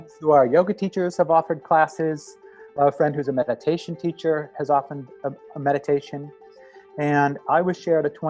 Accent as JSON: {"language": "English", "region": "Midwest", "country": "United States", "also_born_or_lived": "New York / Montreal / San Francisco", "moved": "yes", "lives_now": "New Orleans, United States", "said": "I was a painter from the Midwest."}